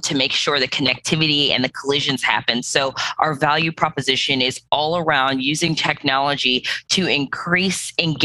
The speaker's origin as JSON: {"language": "English", "town": "Cleveland", "region": "Ohio", "country": "United States", "also_born_or_lived": "New York City / Nashville, Tennessee / Birmingham", "moved": "yes", "lives_now": "Atlanta, United States", "said": "originally, I come from Cleveland, Ohio"}